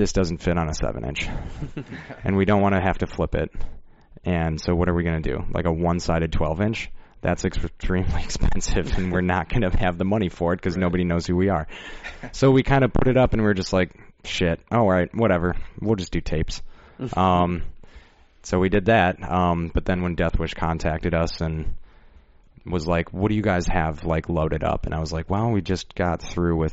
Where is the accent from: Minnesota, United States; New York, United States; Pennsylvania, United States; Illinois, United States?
Illinois, United States; Rockford; born or raised there